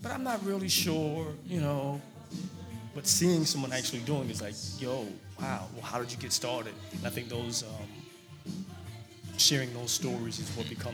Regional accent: New York City, New York, United States; Growing up in Brooklyn

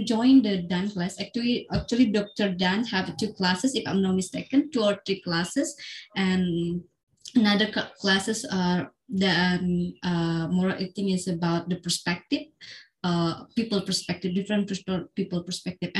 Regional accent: Central Kalimantan, Indonesia; in Central Kalimantan, in my hometown

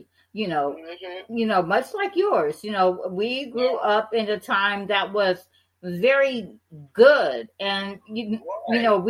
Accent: Detroit, Michigan, United States; I'm from Detroit

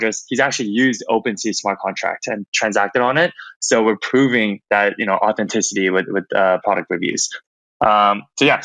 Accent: Toronto, Ontario, Canada; moved away as an adult; also born or lived in San Francisco; I grew up in Toronto, Canada

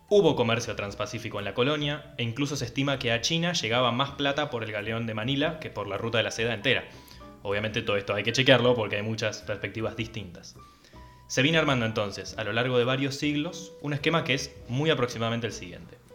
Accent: Argentina; somos argentinos, contamos todo con vacas.

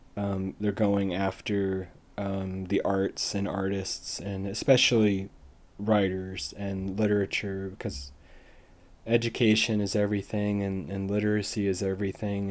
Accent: United States; as an American

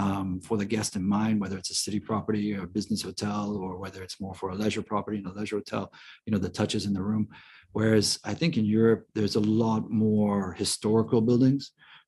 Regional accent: Hong Kong; also born or lived in Philippines; I grew up in Hong Kong and the Philippines.

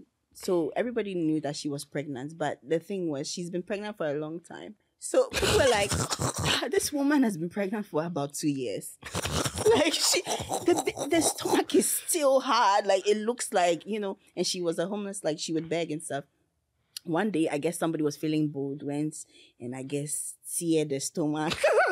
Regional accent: North Carolina, United States; Because I'm from North Carolina.

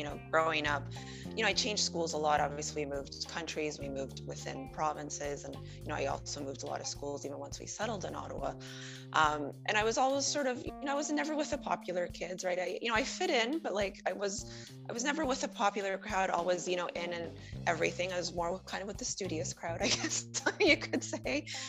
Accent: Venezuela; now in Canada; my dad already felt that maybe growing up in Venezuela with his two daughters was not the best future for us. So he started applying to the US and in Canada to try to for us to immigrate.

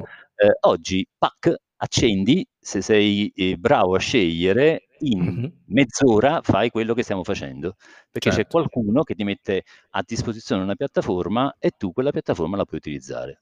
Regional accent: Campania, Italy; now in Rome, Italy; io sono campano di origini

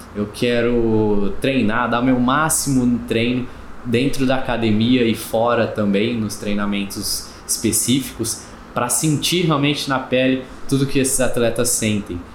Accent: Cravinhos, São Paulo, Brazil; Eu sou natural de, de Cravinhos

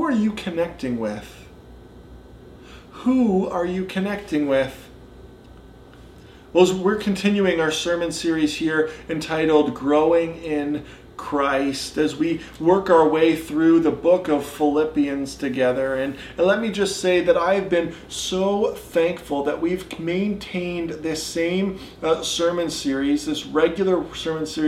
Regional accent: Caledonia, Ontario, Canada; also born or lived in North Bay, Ontario; now in Cambridge, Canada; I was growing up in Caledonia, and then I still see it here in Cambridge

